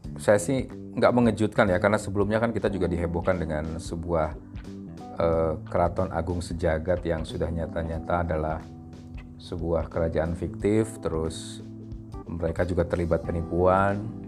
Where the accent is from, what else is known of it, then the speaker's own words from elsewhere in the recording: West Java, Indonesia; saya asli orang Sunda